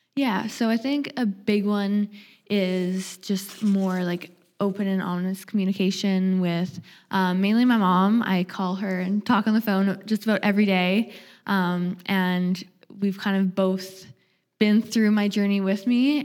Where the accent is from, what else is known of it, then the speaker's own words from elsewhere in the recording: Nanaimo, British Columbia, Canada; moved away as an adult; now in Vancouver, Canada; I'm from Vancouver Island. I grew up in the Nanaimo area.